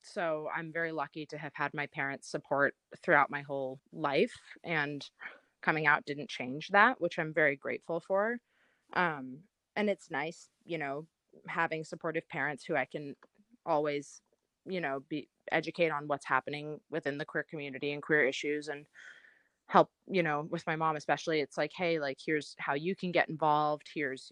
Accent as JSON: {"language": "English", "town": "Los Angeles", "region": "California", "country": "United States", "tie": "born or raised there", "said": "I grew up in Los Angeles"}